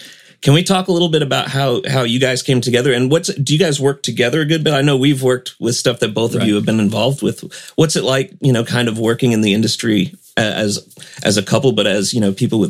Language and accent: English; St. Louis, Missouri, United States; also born or lived in Arkansas; My dad, when we moved to Arkansas from St. Louis, it was very much that way.